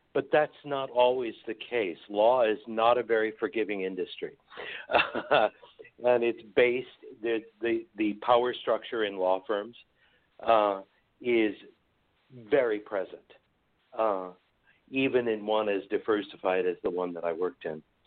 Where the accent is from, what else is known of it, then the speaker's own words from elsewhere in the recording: San Francisco Bay Area, California, United States; I grew up here in the Bay Area